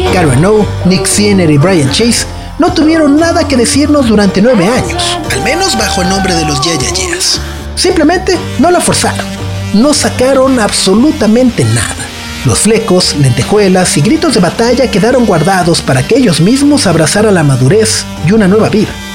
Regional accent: Mexico; nosotros como mexicanos

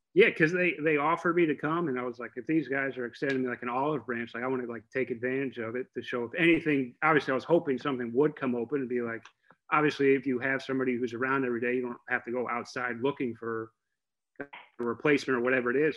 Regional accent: Oviedo, Florida, United States; so I was pretty much raised in Oviedo. So I went, moved there when we were like two years old.

